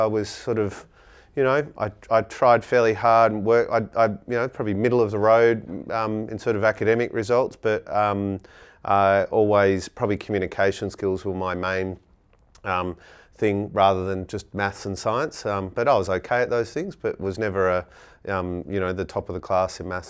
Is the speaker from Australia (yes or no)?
yes; Gooseberry Hill, Western Australia, Australia; So I grew up in Gooseberry Hill, went to Gooseberry Hill Primary School, so I grew up in the hills.